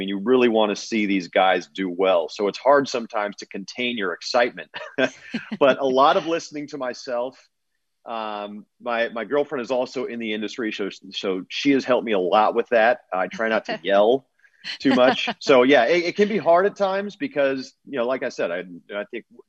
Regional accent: Oakland, California, United States; I grew up in the Bay Area here in Oakland, actually

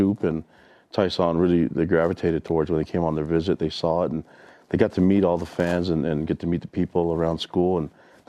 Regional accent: Tonga; I'm from Tonga

